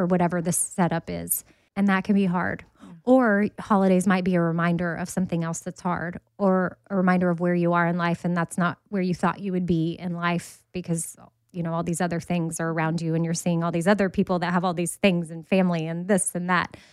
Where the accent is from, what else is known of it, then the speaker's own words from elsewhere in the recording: Texas, United States; I'm from Texas